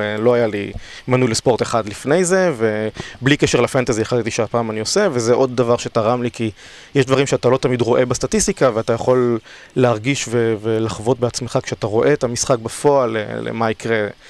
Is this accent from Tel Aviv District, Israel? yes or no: yes; Tel Aviv, Tel Aviv District, Israel; אני בן 35 מתל אביב